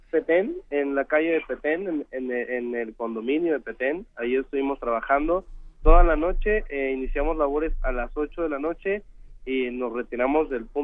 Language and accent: Spanish; Mexico; la emergencia unió, afortunadamente, nos unió como, ciudadanos, como mexicanos